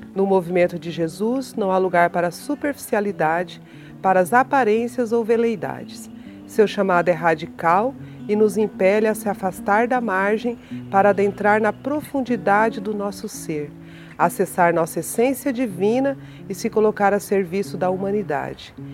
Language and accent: Portuguese; Mato Grosso do Sul, Brazil; also born or lived in São Paulo; Nascida em São Paulo, por acaso, mas criada em criada, educada e, e vivida em Mato Grosso do Sul, centro-oeste brasileiro